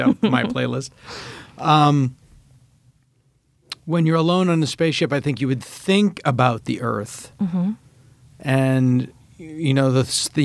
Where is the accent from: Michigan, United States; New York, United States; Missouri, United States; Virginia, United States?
Virginia, United States; Front Royal; moved away; I've spent my childhood in Front Royal